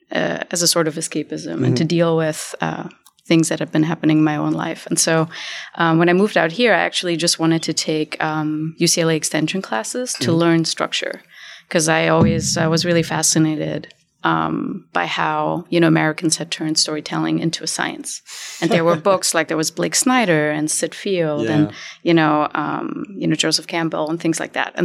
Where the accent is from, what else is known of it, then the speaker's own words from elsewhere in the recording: Germany; also born or lived in Berlin, Germany / Hamburg, Germany; now in Los Angeles, United States; I actually moved here from Germany. My parents are both Iranian and they were both political activists. So I was raised in Berlin and in Hamburg